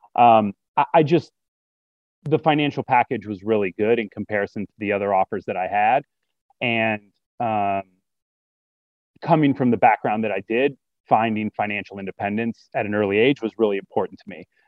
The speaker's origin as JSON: {"language": "English", "town": "Detroit", "region": "Michigan", "country": "United States", "tie": "born or raised there", "also_born_or_lived": "Oxford, Ohio", "moved": "as an adult", "said": "I grew up in Detroit, raised by a single mom"}